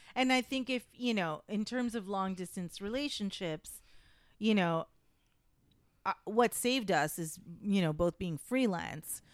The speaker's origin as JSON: {"language": "English", "country": "Canada", "moved": "as an adult", "lives_now": "United States", "said": "I am a Canadian citizen, so that's, but I am a permanent resident in the United States"}